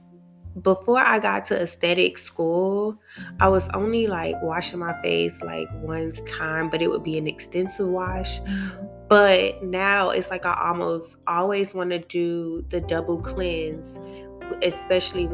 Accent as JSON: {"language": "English", "town": "Miami", "region": "Florida", "country": "United States", "moved": "yes", "lives_now": "Atlanta, United States", "said": "I'm originally from Miami."}